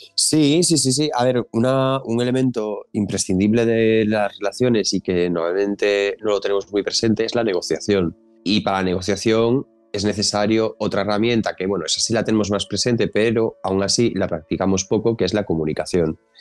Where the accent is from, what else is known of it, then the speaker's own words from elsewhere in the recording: Galicia, Spain; yo, como buen gallego